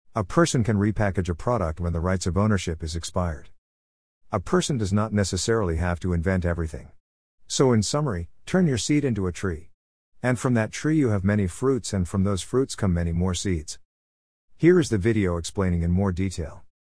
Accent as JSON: {"language": "English", "country": "Nigeria", "tie": "born or raised there", "moved": "yes", "said": "growing up in Nigeria, we had what we then called the Abelabo tree"}